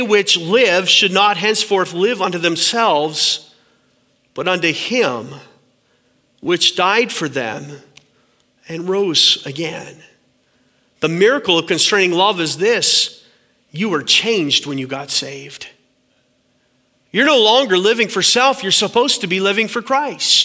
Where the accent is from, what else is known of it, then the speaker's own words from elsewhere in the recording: Canada; My wife is American and I'm Canadian